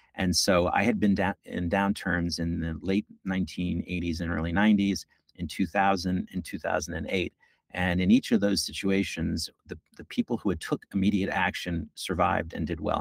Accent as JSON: {"language": "English", "region": "New York", "country": "United States", "tie": "born or raised there", "said": "I'm a New Yorker, born and bred. As they say, I've lived here my entire life except for the six years that I went to college."}